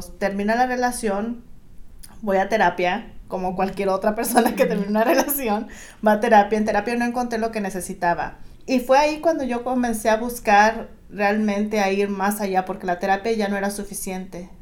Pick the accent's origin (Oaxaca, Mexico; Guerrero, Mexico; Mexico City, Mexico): Guerrero, Mexico; now in Southern California, United States; yo soy del estado de Guerrero